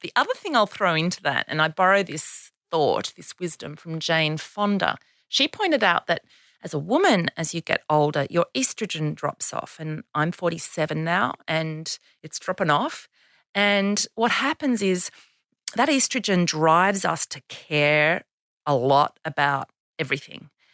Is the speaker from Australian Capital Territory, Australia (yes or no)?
yes; Canberra, Australian Capital Territory, Australia; Canberra, my hometown